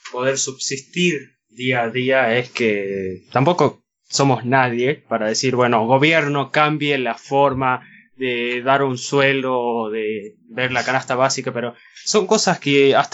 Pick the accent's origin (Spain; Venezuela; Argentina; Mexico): Argentina; vivir acá en Argentina